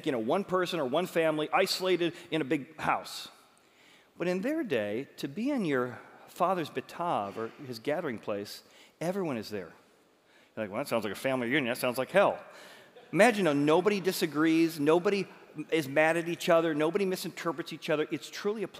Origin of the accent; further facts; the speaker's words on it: Chicago, Illinois, United States; I'm from Chicago, so like Chicago, the Bears, and we talk like this